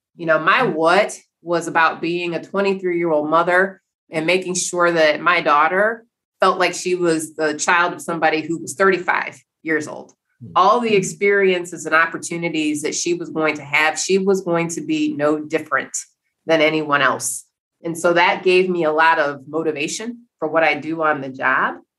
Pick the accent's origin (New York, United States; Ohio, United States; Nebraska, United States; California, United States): Ohio, United States; Cleveland; I grew up in Cleveland, Ohio.